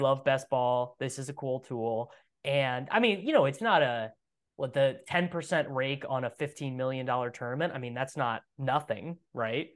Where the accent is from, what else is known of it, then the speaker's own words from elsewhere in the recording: Midwest, United States; I'm from the Midwest, and Midwestern culture is so, so, so, so, so different